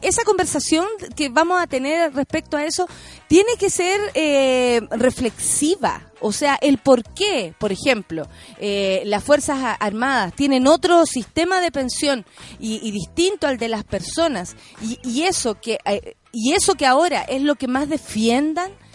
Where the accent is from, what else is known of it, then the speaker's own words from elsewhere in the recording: Chile; En mi país a las mujeres tanto, o en mi país no hay ley de aborto